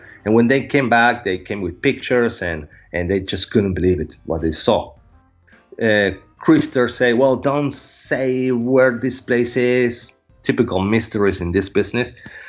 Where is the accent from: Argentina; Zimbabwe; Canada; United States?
Argentina; Buenos Aires; English is a second language; And living in a city, I was born in Buenos Aires, so it's a big city.